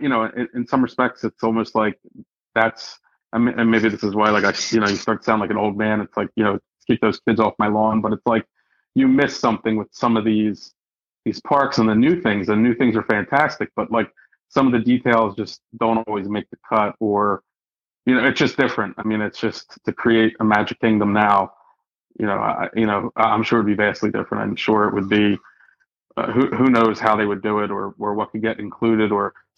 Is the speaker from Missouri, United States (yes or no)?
no; Philadelphia, Pennsylvania, United States; I was born and raised in Philadelphia, you know, the birthplace of America